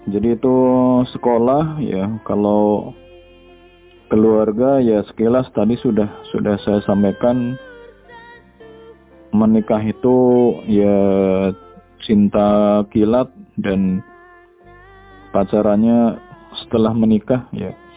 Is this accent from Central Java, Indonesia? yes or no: yes; Purwokerto, Central Java, Indonesia; sekolah saya itu sekolah dari SD sampai SMA itu di Purwokerto, Jawa Tengah atau mungkin lebih dikenal dengan orang ngapak gitu ya atau penginyongan